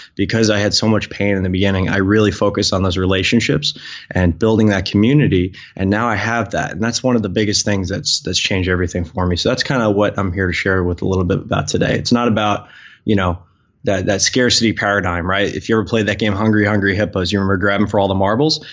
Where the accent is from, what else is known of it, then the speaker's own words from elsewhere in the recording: Long Island, New York, United States; growing up on Long Island